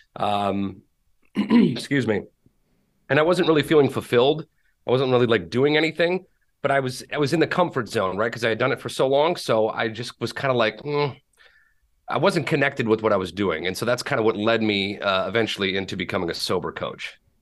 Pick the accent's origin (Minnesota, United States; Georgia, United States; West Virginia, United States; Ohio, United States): Minnesota, United States; Minneapolis; I live in, uh, Minneapolis, Saint Paul, Minnesota, born and raised here.